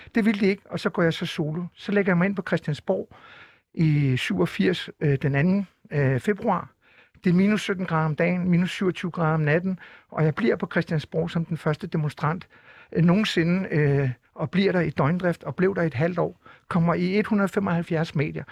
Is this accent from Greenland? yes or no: yes; Narsaq, Greenland; i min fødeby i Narsak, hvor jeg er født og opvokset